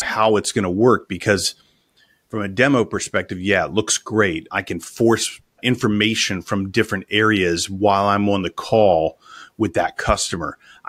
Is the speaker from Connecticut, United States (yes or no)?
no; Los Angeles, California, United States; accent: Los Angeles; That's going to be a lot different than my true Los Angeles accent or my New York accent.